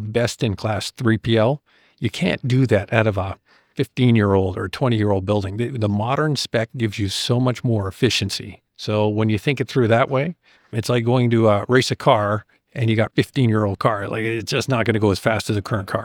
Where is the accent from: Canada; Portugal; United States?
Canada; as a Canadian